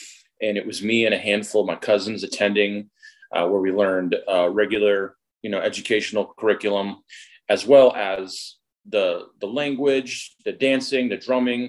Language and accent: English; Alaska, United States; also born or lived in Chickaloon Village, Alaska; now in Seattle, United States; I'm originally from Alaska. I was born and raised up there. I am part Otna Athabascan. I'm a member of Chickaloon Village, which is an Otna tribe in Alaska.